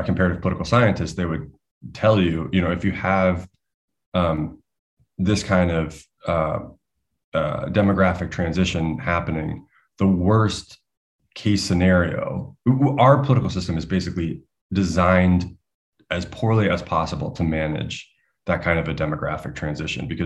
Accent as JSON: {"language": "English", "country": "United States", "said": "as an American"}